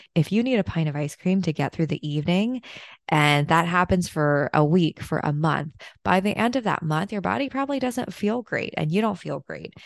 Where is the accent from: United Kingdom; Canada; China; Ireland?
China; moved away; my hometown in China